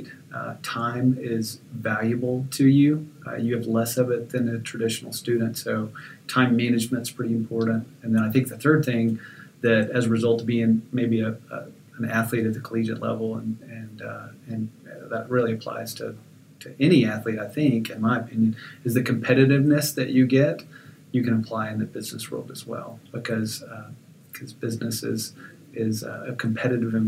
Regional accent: Abilene, Texas, United States; I did grow up in Abilene and spent a lot of my junior high and high school days

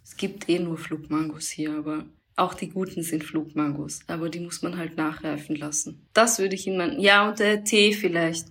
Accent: Austria; Bin halt in Österreich aufgewachsen

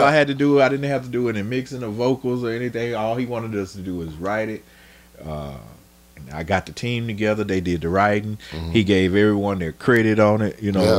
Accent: Emerson, Arkansas, United States; Bro, look, I'm from Emerson, Arkansas.

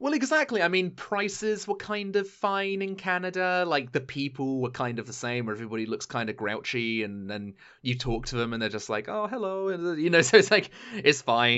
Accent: United Kingdom; being a British person

